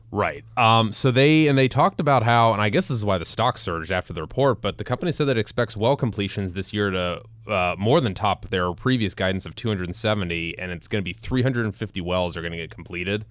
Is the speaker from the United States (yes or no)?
yes; Cleveland, Ohio, United States; moved away; my hometown team, the one and only Cleveland Indians